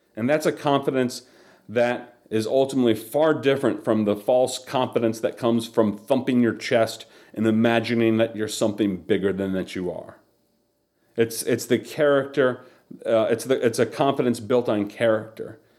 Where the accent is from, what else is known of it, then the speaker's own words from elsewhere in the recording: Charlotte, North Carolina, United States; also born or lived in Chicago, Illinois; I, I grew up in the South and I, in the Charlotte area